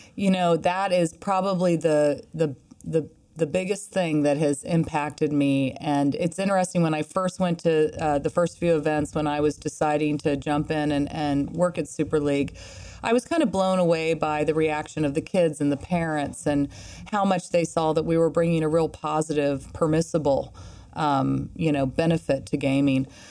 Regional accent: Midwest, United States; I'm from the Midwest

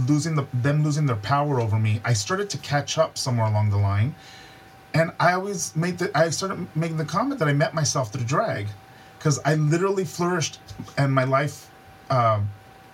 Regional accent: Hacienda Heights, California, United States; I grew up in Hacienda Heights is very much it's not even an incorporated city. It's just a suburb of of a bigger area, and it's in the San Gabriel Valley, which is about 20 something miles outside of downtown

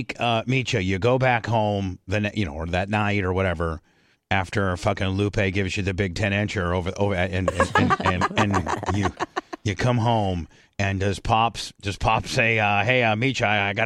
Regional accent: Warsaw, Indiana, United States; now in Tampa area, United States; I'm from Indiana, nonetheless.

